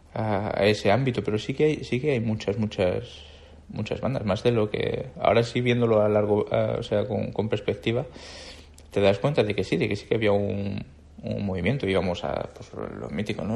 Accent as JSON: {"language": "Spanish", "region": "Andalusia", "country": "Spain", "tie": "born or raised there", "also_born_or_lived": "Madrid", "moved": "as an adult", "said": "de no haber salido de mi pueblo"}